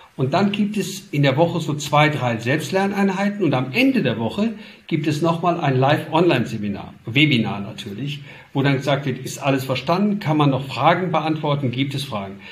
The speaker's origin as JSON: {"language": "German", "town": "Duisburg", "region": "North Rhine-Westphalia", "country": "Germany", "said": "ich komme aus Duisburg, aus dem Ruhrgebiet"}